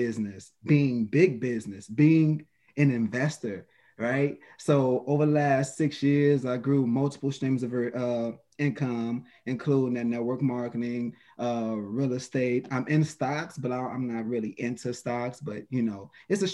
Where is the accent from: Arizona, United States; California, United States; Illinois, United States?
Illinois, United States; Chicago; also born or lived in Macomb, Illinois / Niles, Ohio; I'm from the west side of Chicago